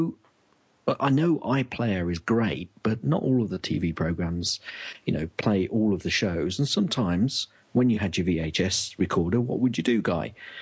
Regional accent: England, United Kingdom; as an Englishman

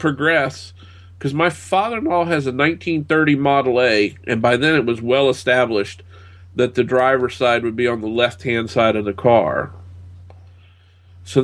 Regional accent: United States; I'm an American

